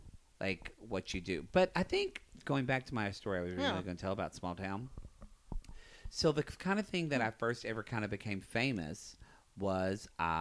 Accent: the South, United States; there was a lot of things that were hard for me growing up in the South.

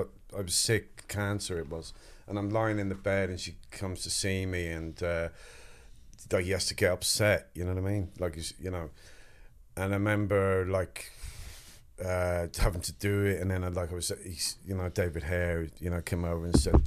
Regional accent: Wexford, Leinster, Ireland; accent: English; because I have an English accent, but I was brought up in Wexford, so I was telling him, you know, I'm from Wexford

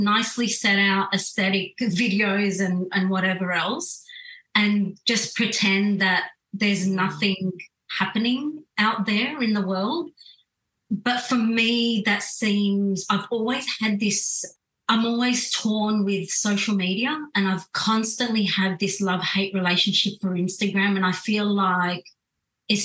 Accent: Australia; I was born in Australia, brought up

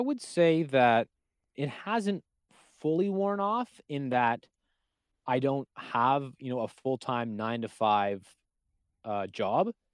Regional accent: Canada; I'm Canadian

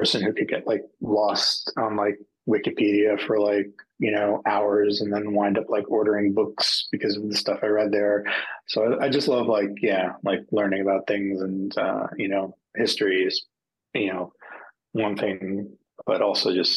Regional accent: United States; growing up in America where I did

